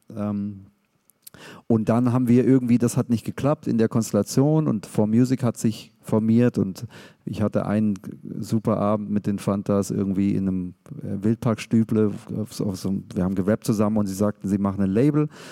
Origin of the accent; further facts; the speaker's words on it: Stuttgart, Baden-Württemberg, Germany; wir als Szene, wir als Stuttgarter